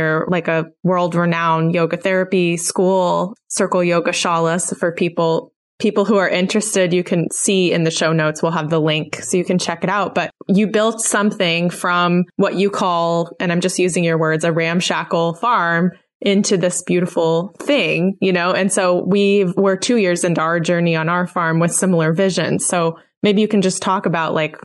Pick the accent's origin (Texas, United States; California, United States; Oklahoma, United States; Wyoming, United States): Oklahoma, United States; moved away; I'm from Oklahoma